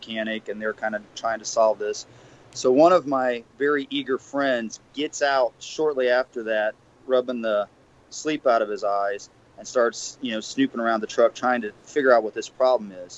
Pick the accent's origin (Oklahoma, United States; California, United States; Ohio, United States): Ohio, United States; Bucyrus; growing up in Bucyrus, Ohio